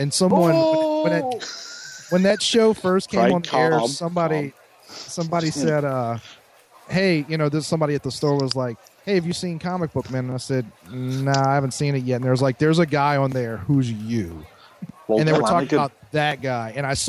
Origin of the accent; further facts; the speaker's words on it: the South, United States; Well, I am from the South.